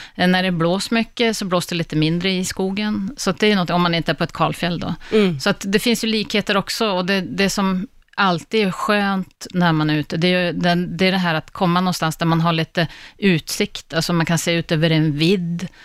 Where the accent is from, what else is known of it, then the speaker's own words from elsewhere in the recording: Västerbotten County, Sweden; also born or lived in Gällivare; now in Stockholm, Sweden; jag är själv från Västerbotten